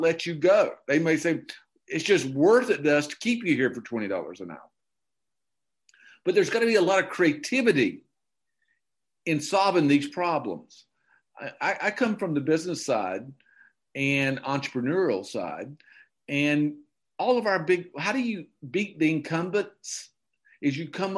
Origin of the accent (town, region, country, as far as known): Okefenokee Swamp, Georgia, United States; born or raised there; moved away